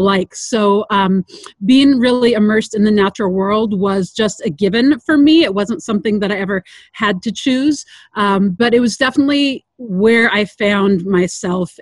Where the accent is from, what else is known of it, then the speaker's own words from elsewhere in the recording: Sierra Nevada foothills, California, United States; also born or lived in Loomis, California; I grew up uh, in the environment you're seeing back behind me, so in the Sierra Nevada foothills